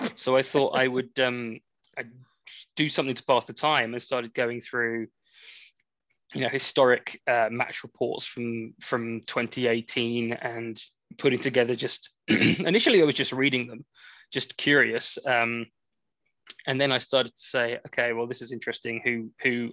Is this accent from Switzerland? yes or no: no; England, United Kingdom; I am I am English.